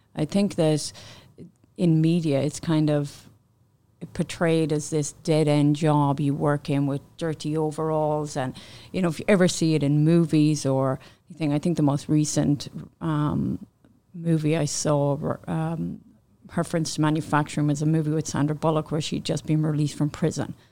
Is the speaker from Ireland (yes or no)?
yes; Ireland; moved away as an adult; also born or lived in Manchester, United Kingdom; now in Canada; I worked in Ireland before, and then I moved to the U K.